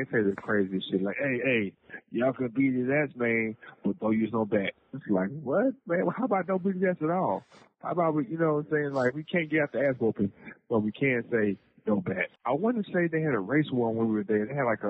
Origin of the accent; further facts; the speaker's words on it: Houston, Texas, United States; So I grew up in three different sides of Houston. I grew up in the Spring. I grew up in Third Ward. And of course, the Sam Houston part, right?